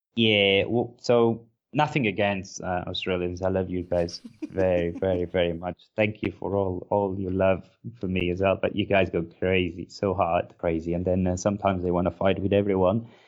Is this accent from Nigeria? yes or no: no; Porto, Norte, Portugal; English is a second language; moved away as an adult; I can't find a place like my hometown